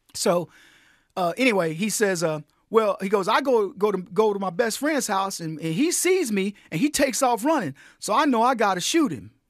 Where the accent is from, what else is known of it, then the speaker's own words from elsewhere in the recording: San Antonio, Texas, United States; this little kid growing up in San Antonio